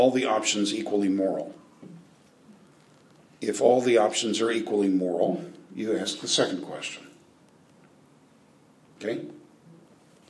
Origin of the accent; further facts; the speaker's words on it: United States; I'm an American